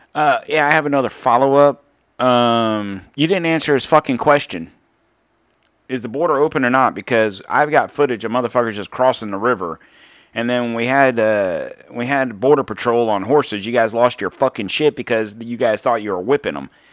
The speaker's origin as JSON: {"language": "English", "country": "United States", "said": "as an American citizen"}